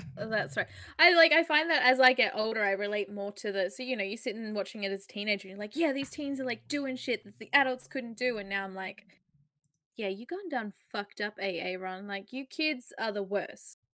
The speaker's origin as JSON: {"language": "English", "country": "Australia", "said": "we're Australian"}